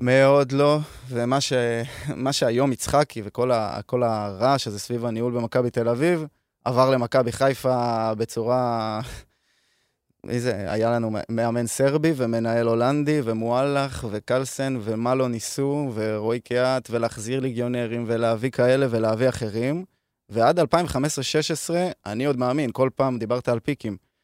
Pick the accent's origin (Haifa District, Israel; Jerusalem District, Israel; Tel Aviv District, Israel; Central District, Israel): Central District, Israel; Hod HaSharon; אני מהוד השרון